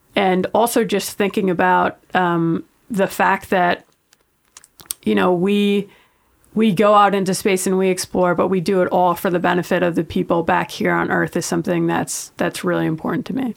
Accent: New York, United States; I grew up in New York

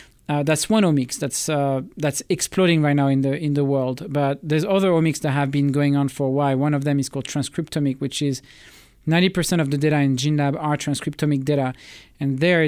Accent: Toulouse, Occitania, France; English is a second language; also born or lived in Bourges; I was born in Bourges, which is one of the center city. But I moved, I think, 20 times. By the age of 20, I had moved 20 times in France.

